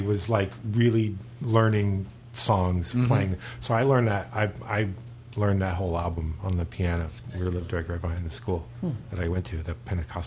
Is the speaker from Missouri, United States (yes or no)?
no; Florida, United States; also born or lived in Charleston, South Carolina; I'm from here. I mean, I was born in Charleston, South Carolina, but we moved here when I was four, so maybe three.